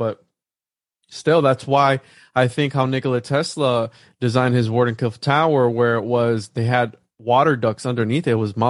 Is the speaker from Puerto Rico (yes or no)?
yes; Puerto Rico; moved away; I'm from Puerto Rico, so I'm from the Caribbean.